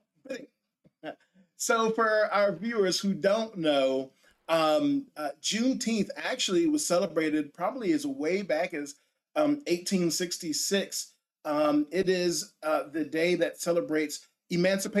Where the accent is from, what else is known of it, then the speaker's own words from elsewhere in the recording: United States; a black man growing up in America in a very condensed urban environment